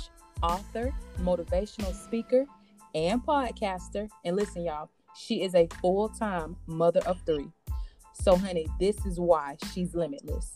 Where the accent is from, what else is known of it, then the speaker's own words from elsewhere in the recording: Blakely, Georgia, United States; we're both from Blakely, Georgia. So shout out to Early County. And we went to school together